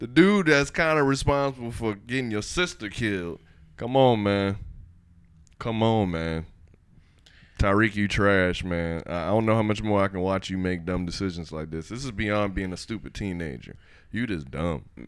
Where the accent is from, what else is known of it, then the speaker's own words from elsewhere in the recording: Miami, Florida, United States; lizards, snakes, frogs, all that stuff I grew up with in Miami